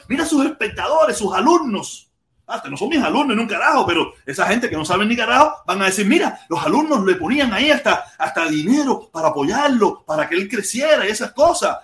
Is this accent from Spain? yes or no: no; Pinar del Río, Cuba; moved away as an adult; now in Hialeah, United States; Yo soy pinareño